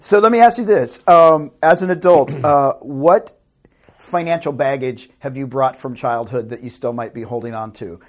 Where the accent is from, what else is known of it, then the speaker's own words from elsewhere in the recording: Tennessee, United States; moved away as an adult; now in Los Angeles, United States; I am a hick from Tennessee